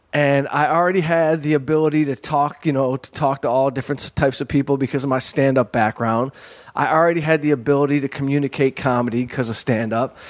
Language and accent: English; Detroit, Michigan, United States; now in Los Angeles, United States; I'm a dummy from Detroit